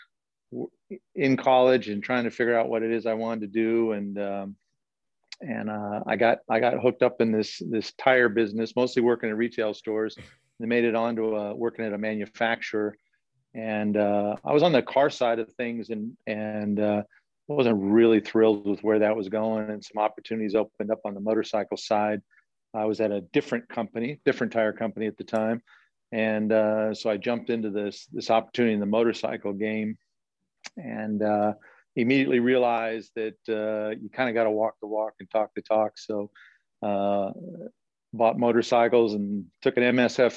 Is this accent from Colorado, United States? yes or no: no; Southern California, United States; moved away as an adult; also born or lived in Buffalo, New York; now in Rancho Cucamonga, United States; Born and raised in SoCal